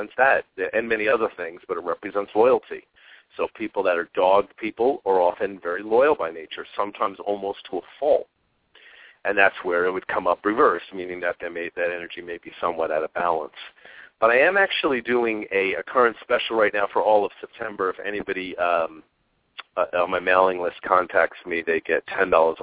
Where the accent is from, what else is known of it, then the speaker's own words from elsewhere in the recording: Long Island, New York, United States; now in Phoenix, United States; I grew up in Long Island and New York